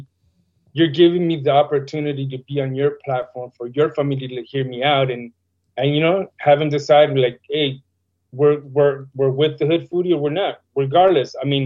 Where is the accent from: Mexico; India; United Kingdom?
Mexico; León, Guanajuato; also born or lived in Lakeview Terrace / Pacoima; now in United States; You know, I was born in Lakeview Terrace, grew up in León, Guanajuato. Well, actually, when I turned one, we were living in Pacoima. My dad moved us to León, Guanajuato, Mexico.